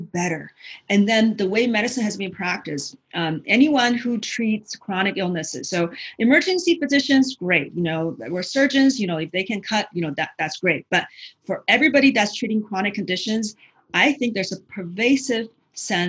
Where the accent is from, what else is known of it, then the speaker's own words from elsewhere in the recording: China; now in United States; growing up in China